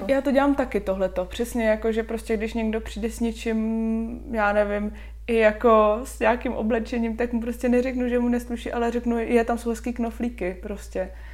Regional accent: Šluknov, Ústí nad Labem Region, Czechia; moved away as an adult; now in Hradec Králové, Czechia; já pocházím ze Šluknova, Moje mamka je úřednice, můj táta je policajt

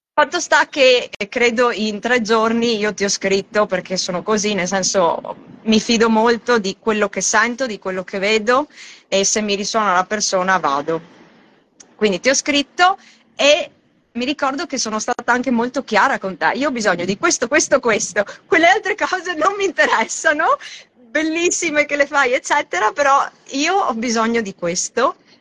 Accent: Italy; moved away as an adult; now in Australia; nata e cresciuta in Italia

